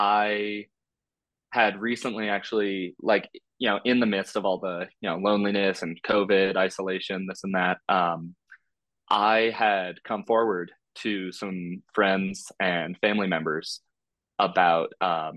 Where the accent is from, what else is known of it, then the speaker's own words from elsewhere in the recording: California, United States; moved away as an adult; also born or lived in Iowa / Colorado; I'm from California originally